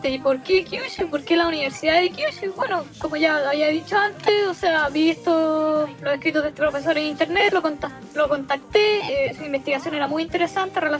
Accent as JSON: {"language": "Spanish", "region": "Busan", "country": "South Korea", "second_language": "Spanish", "lives_now": "Japan", "said": "Bueno, soy coreana, eh, soy de Busan y tengo 26"}